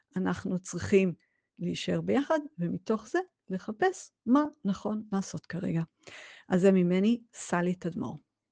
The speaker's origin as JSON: {"language": "Hebrew", "country": "Israel", "said": "בתור ישראלים"}